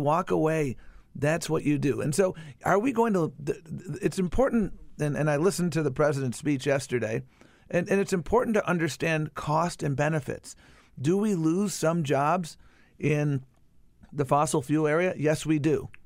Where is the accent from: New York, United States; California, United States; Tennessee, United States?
New York, United States; Buffalo; I grew up in Buffalo, New York.